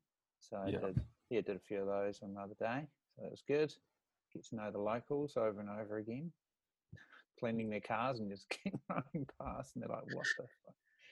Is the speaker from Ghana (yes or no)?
no; Timaru, Canterbury, New Zealand; I was born in Timaru, so fully aware of Ashburton.